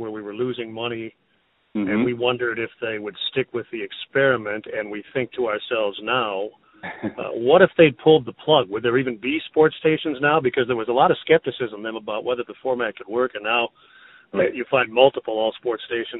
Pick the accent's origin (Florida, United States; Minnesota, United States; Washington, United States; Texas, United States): Minnesota, United States; Minneapolis; moved away as an adult; also born or lived in Wisconsin / North Dakota / Montana; now in Indiana, United States; I grew up mostly in Minneapolis.